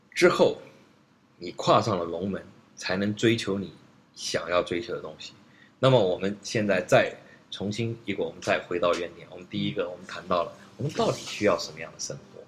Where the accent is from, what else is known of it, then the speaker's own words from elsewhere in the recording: China; 我们中国人